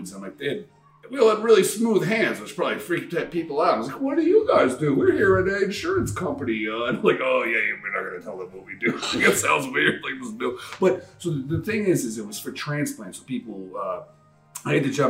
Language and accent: English; New York City, New York, United States; I'm from Queens